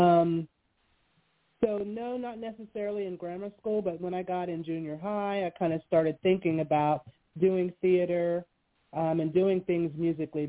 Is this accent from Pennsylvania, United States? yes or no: yes; Western Pennsylvania, United States; I grew up in Western Pennsylvania, yes, in a small town right outside of Pittsburgh, in the mountains